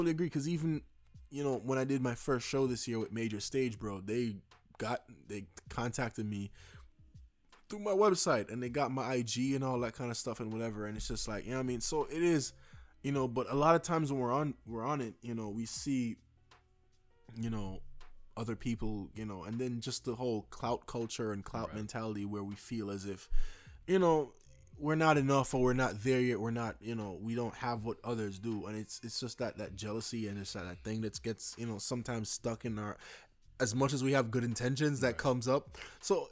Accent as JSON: {"language": "English", "country": "Jamaica", "said": "I'm Jamaican"}